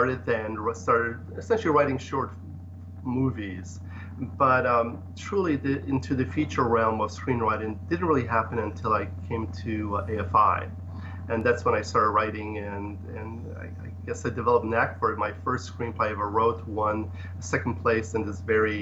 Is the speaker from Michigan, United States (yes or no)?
no; Ohio, United States; born or raised there; English is a second language; moved away as an adult; also born or lived in Poland; now in Los Angeles, United States